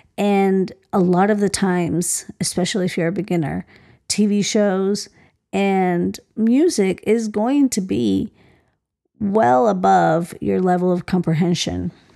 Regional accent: Colombia; moved away; my parents were born in Colombia. I was born in Colombia.

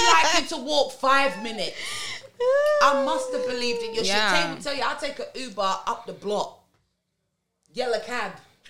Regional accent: London, United Kingdom; I'm from London. I never heard of you.

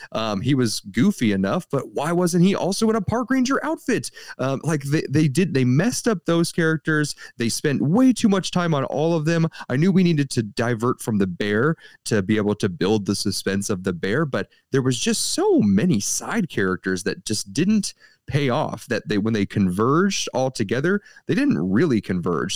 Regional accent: St. Louis, Missouri, United States; We're from the Saint Louis area. We're fifteen minutes away from downtown Saint Louis.

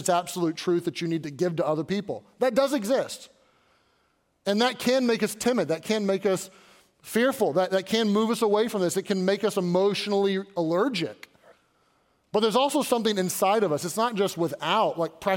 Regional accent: Louisville, Kentucky, United States; now in Pittsburgh, United States; I was born and raised in Louisville

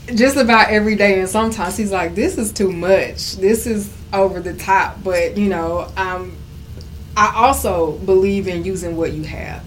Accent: Houston, Texas, United States; I am a native Houstonian, um, born and raised in South Park, dead in Texas

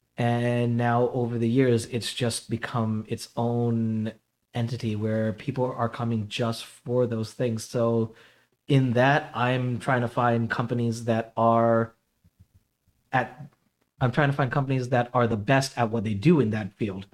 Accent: New York City, New York, United States; now in Connecticut, United States; I was basically born in, uh, Jamaica, Queens

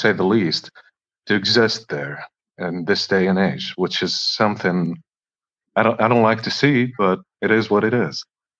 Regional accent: Gaza, Gaza Strip, Palestine; So like basically I'm not like from the diaspora. So like I was born and raised in Gaza

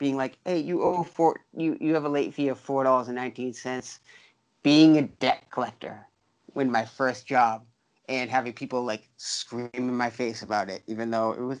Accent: Lynn, Massachusetts, United States; also born or lived in Peabody, Massachusetts; Lynn, Mass, born and raised

